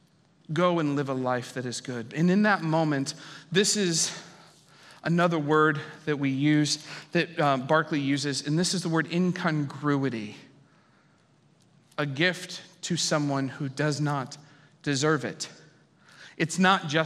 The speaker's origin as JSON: {"language": "English", "region": "Ohio", "country": "United States", "also_born_or_lived": "San Francisco", "moved": "yes", "said": "I was from Ohio"}